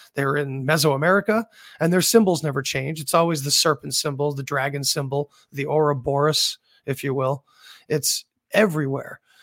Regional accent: Northeast, United States; I'm from the Northeast. We got a lot of mountains up here

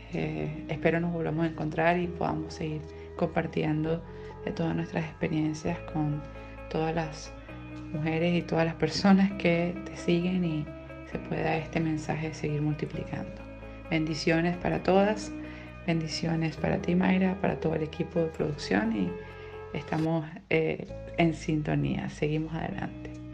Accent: Venezuela

